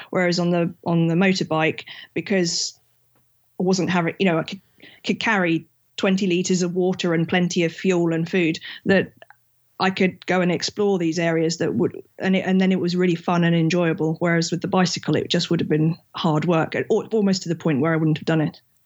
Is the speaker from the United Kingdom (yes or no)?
yes; England, United Kingdom; I'm from England, and I'm an engineer when I'm not traveling.